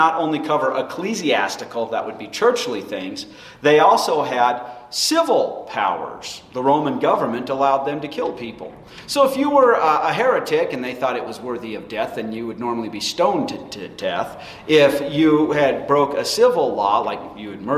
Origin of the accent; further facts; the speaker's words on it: United States; being an American citizen